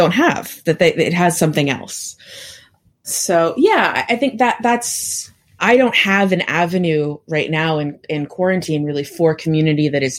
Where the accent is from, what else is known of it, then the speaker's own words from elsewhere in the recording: Oakland, California, United States; also born or lived in Berkeley, California; I grew up in California, in the Bay Area, specifically East Bay, Oakland and Berkeley